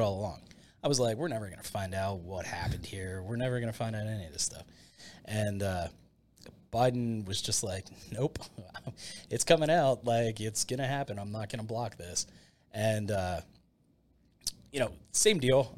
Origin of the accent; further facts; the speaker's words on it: Latrobe, Pennsylvania, United States; I grew up in Latrobe